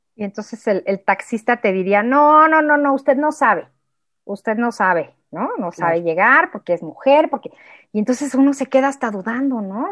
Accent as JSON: {"language": "Spanish", "country": "Mexico", "said": "en el español de México"}